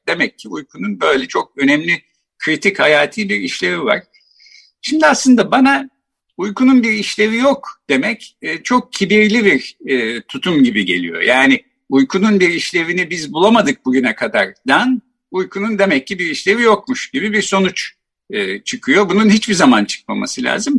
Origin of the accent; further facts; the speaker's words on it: Ankara, Turkey; ben Ankara doğumluyum. Bahçeli Evler'de işte doğdum, büyüdüm.